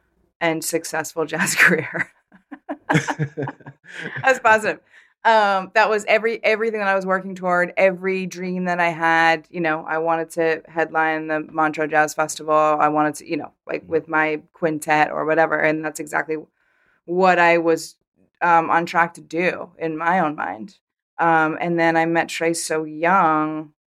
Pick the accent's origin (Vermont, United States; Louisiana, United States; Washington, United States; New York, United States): Vermont, United States; I grew up in Vermont, so you can't help but know, obviously, who they are.